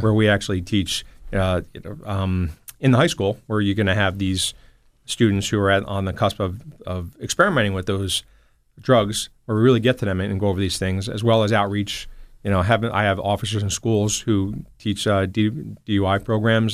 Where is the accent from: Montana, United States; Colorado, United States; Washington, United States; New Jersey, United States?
New Jersey, United States; Toms River; also born or lived in Newark; I grew up in Tom's River